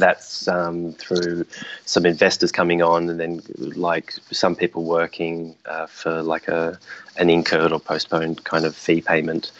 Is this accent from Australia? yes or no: yes; Adelaide, South Australia, Australia; now in Sydney, Australia; I'm from Adelaide originally